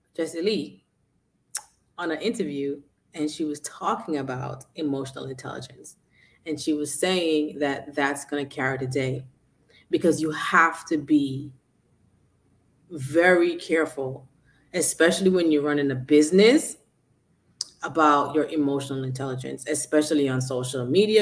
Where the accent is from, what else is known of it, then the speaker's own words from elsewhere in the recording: New York City, New York, United States; I'm from Brooklyn